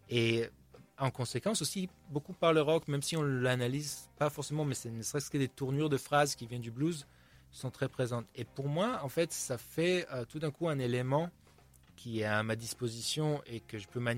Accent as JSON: {"language": "French", "town": "Tel Aviv", "region": "Tel Aviv District", "country": "Israel", "tie": "born or raised there", "also_born_or_lived": "United States", "second_language": "French", "moved": "yes", "lives_now": "France", "said": "je viens d'Israël, je suis né à Tel Aviv. Donc j'ai grandi, forcément, même si je suis, euh, je suis pas du tout croyant et j'ai grandi dans un environnement très laïque."}